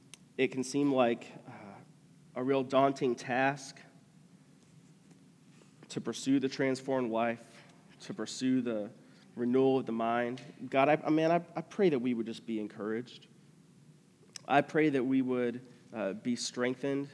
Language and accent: English; United States; especially for us as American people